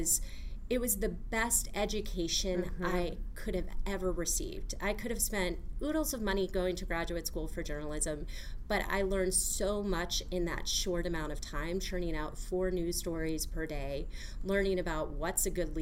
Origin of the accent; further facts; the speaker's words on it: outside of Cleveland, Ohio, United States; I grew up outside of Cleveland